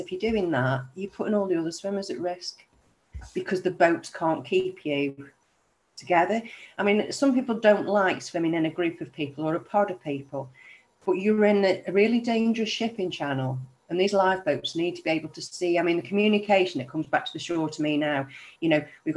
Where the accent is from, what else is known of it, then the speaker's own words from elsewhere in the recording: Stoke-on-Trent, West Midlands, United Kingdom; I'm from Stoke-on-Trent